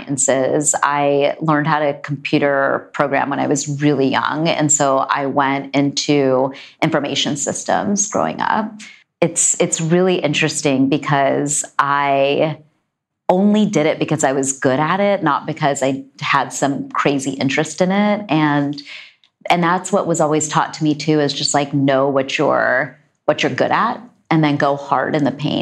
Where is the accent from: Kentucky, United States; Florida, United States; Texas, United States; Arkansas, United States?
Texas, United States; my brother and I were both born and raised in Texas.